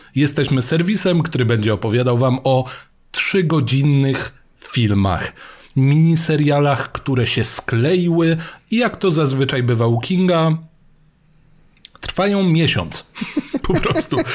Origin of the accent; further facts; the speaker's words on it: Mielec, Subcarpathian Voivodeship, Poland; kiedy ja byłem młodszy i szedłem do biblioteki u siebie w Mielcu